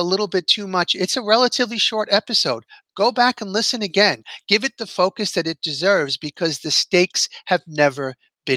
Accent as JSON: {"language": "English", "town": "New York City", "region": "New York", "country": "United States", "tie": "born or raised there", "said": "I grew up blue collar in New York City"}